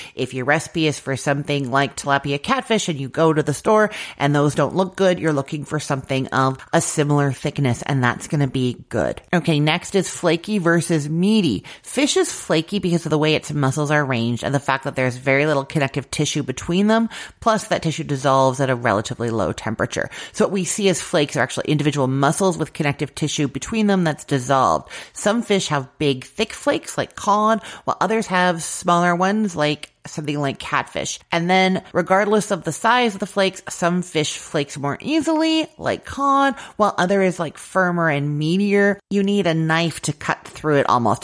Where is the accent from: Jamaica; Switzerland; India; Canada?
Canada; I'm Canadian